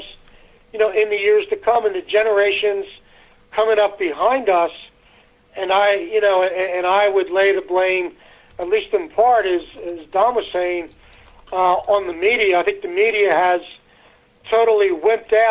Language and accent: English; United States; I grew up in America